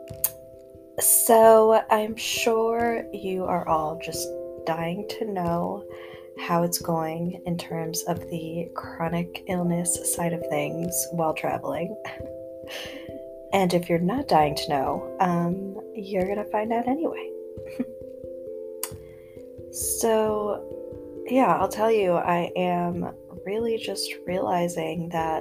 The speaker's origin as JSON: {"language": "English", "region": "upstate New York", "country": "United States", "tie": "born or raised there", "moved": "yes", "said": "now we are hanging wallpaper for my mom in, you know, upstate. So yeah, I will say it has been nice to be in my hometown"}